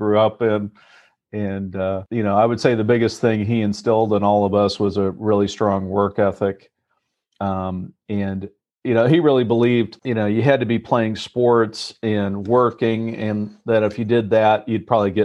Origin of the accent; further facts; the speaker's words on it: Indiana, United States; moved away as an adult; also born or lived in Munich, Germany / Beijing, China; I was born in Indiana, in the heartland of America, and have four brothers.